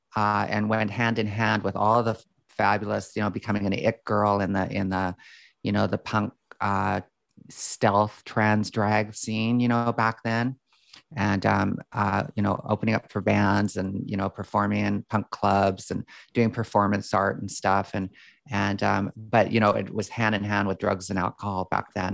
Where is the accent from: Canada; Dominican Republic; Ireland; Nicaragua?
Canada; Calgary, Alberta; I grew up in Calgary, Alberta